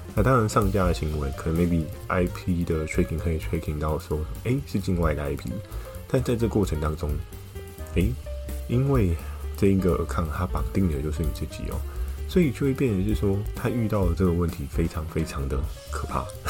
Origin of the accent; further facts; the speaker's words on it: Taiwan; 我是台湾人